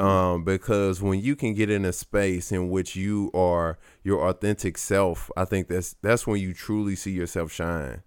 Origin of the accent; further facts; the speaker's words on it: St. Louis, Missouri, United States; growing up in Saint Louis